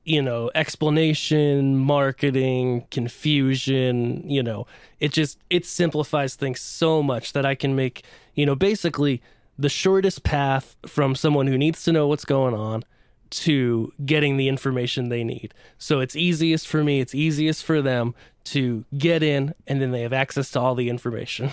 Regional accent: central Pennsylvania, United States; moved away as an adult; now in Nashville, United States; but grew up in central Pennsylvania.

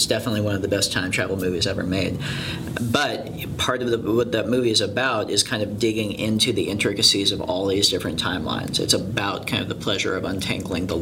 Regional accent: San Clemente, California, United States; growing up in San Clemente, it is a, you know, it was a really bright, beautiful, clean beach town

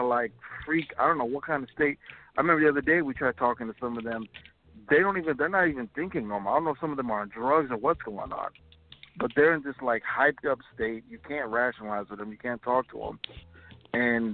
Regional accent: Minneapolis, Minnesota, United States; I'm from Minneapolis, and I'm from the, you know, South Minneapolis Lake Street area where a lot of this is going on

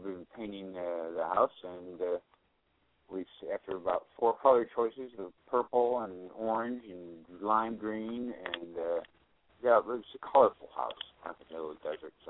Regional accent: Rochester, New York, United States; now in Arizona, United States

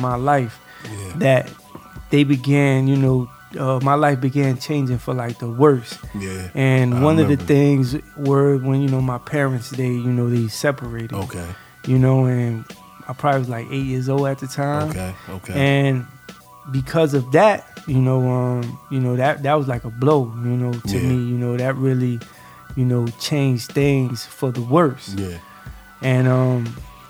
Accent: New York City, New York, United States; I grew up in Brownsville, Brooklyn

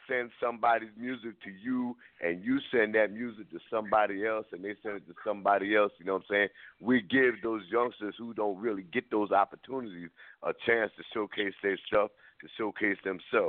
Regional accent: Paterson, New Jersey, United States; now in Buffalo, United States; I was born and raised in Paterson, New Jersey

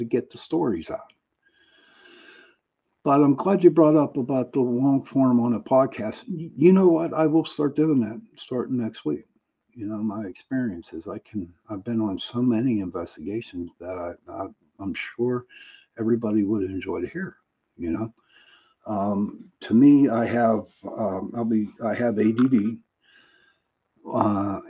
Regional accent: Pittsburgh, Pennsylvania, United States; I'm from Pittsburgh

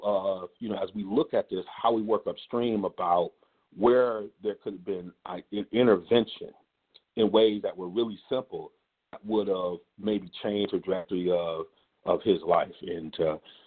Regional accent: Ann Arbor, Michigan, United States; I grew up in Ann Arbor, Michigan

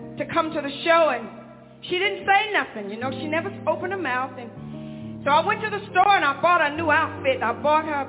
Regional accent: Hanceville, Alabama, United States; I was born in Alabama, in Hansville, Alabama.

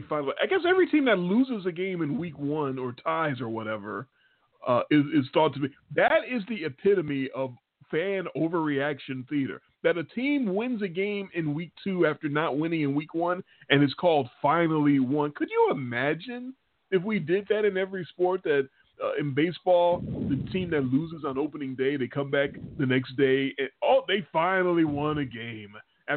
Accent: Chicago, Illinois, United States; moved away; I'm from Chicago and I'm a Bears fan.

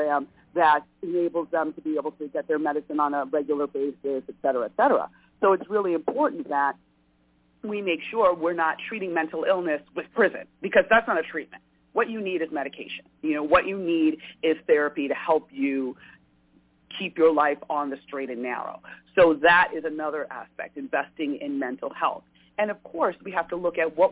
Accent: New York, United States; I grew up in New York

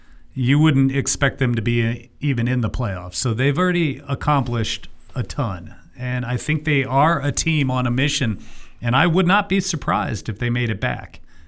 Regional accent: Midwest, United States; growing up in the Midwest, we all hated Duke.

